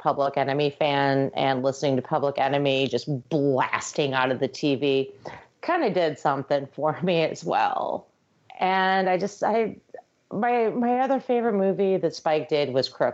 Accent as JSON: {"language": "English", "region": "New York", "country": "United States", "said": "I'm from New York"}